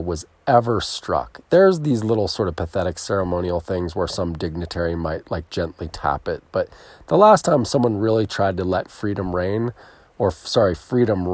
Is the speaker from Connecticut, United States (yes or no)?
no; near Philadelphia, Pennsylvania, United States; I was born near Philadelphia